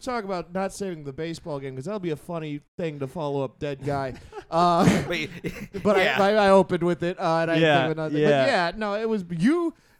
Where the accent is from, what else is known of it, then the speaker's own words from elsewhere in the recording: Tulare, California, United States; I was born in Tulare.